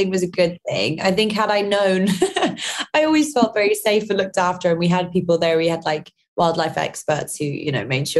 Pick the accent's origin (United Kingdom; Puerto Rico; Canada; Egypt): United Kingdom; London; my mum is Northern Irish, my dad's Scottish, and I'm from London.